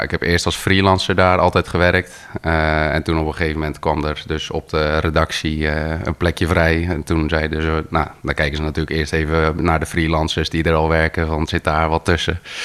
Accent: Gorinchem, South Holland, Netherlands; now in Arkel, Netherlands; eigenlijk geboren en getogen wel echt in Gorkum

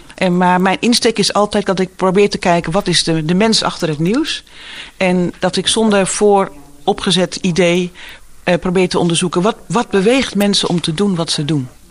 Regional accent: Woerden, Utrecht, Netherlands; moved away as an adult; also born or lived in Waarder / Driebruggen / Gouda; now in Giessenburg, Netherlands; Ik ben geboren in Woerden. Eh, en mijn familie zijn uh, kruideniers en eh, vee, en melkveehouders uit Waarder en Driebruggen. Dus ik ben geboren, eigenlijk opgegroeid ook een beetje in de stad, maar vooral ook in de polder.

